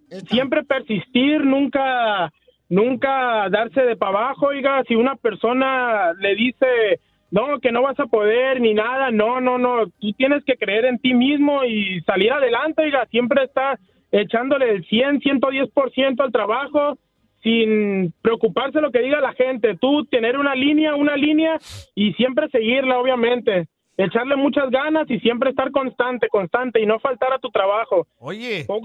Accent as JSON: {"language": "Spanish", "country": "Colombia", "tie": "born or raised there", "also_born_or_lived": "Venezuela", "said": "nací, nací en Venezuela y me crié en Colombia."}